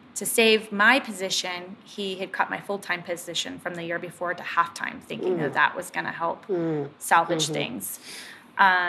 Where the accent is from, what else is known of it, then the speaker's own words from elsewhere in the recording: Willamette Valley, Oregon, United States; also born or lived in Bend, Oregon; I grew up in the Willamette Valley